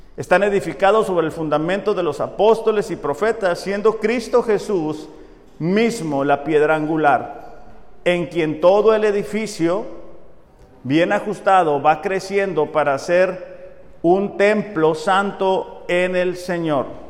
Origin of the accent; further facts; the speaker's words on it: Mexico; nacimos en México